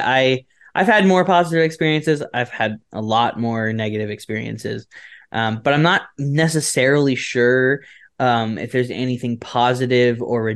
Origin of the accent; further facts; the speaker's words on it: Florida, United States; I'm from Florida